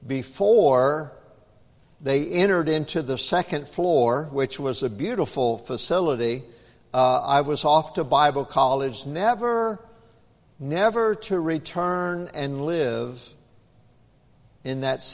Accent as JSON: {"language": "English", "town": "Clarksville", "region": "Tennessee", "country": "United States", "tie": "born or raised there", "moved": "yes", "said": "where I was raised up in Clarksville, Tennessee"}